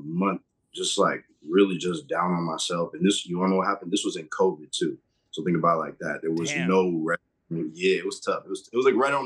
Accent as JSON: {"language": "English", "region": "Massachusetts", "country": "United States", "tie": "born or raised there", "said": "I grew up in Massachusetts"}